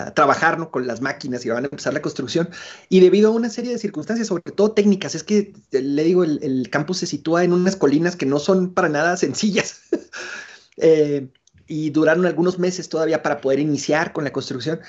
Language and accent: Spanish; Chihuahua, Mexico; moved away as an adult; now in Cuauhtémoc, Mexico; yo soy originario de Ciudad Chihuahua